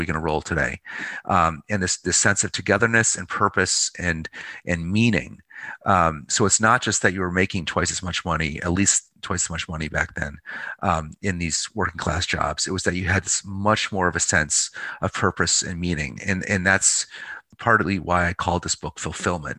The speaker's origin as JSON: {"language": "English", "town": "Pittsfield", "region": "Massachusetts", "country": "United States", "tie": "born or raised there", "moved": "yes", "lives_now": "Baltimore, United States", "said": "my hometown of Pittsfield, Mass, you know, GE town, former GE town, Western Mass"}